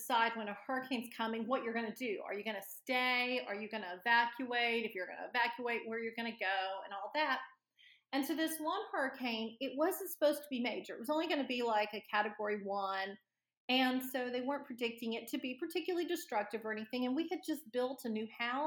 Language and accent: English; Destin, Florida, United States; I grew up in Destin, Florida, which is on the Gulf Coast, in the Panhandle area of Florida